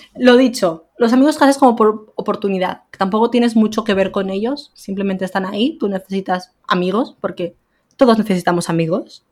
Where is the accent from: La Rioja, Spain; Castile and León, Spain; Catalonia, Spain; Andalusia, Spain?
Catalonia, Spain; a village in Lleida; moved away as an adult; now in Barcelona, Spain; yo me vine de, de Lleida, a, bueno, de un pueblo de Lleida a vivir a Barcelona. Y claro, tengo a mi familia al final y a mis amigos toda la vida en un pueblo